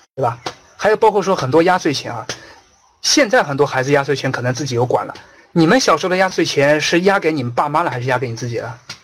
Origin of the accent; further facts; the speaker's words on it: China; 我们中国人